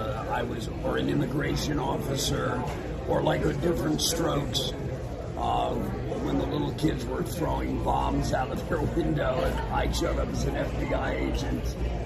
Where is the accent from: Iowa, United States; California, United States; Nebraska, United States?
California, United States; Hollywood; But it was fun growing up then, or being alive young in Hollywood.